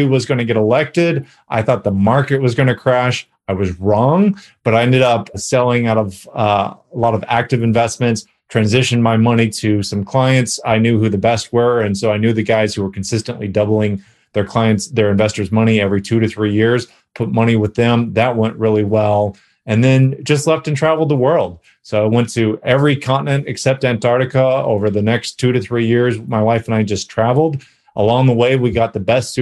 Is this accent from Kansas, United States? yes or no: no; California, United States; moved away as an adult; now in Dallas, United States; I am originally from California, but now I live in Texas